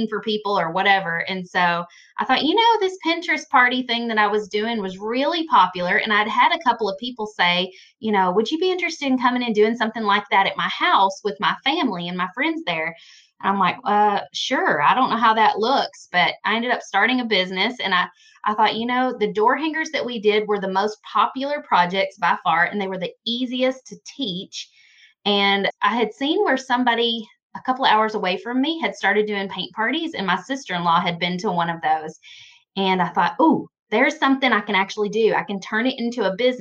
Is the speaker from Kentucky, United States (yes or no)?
yes; Western Kentucky, United States; I'm from Kentucky, Western Kentucky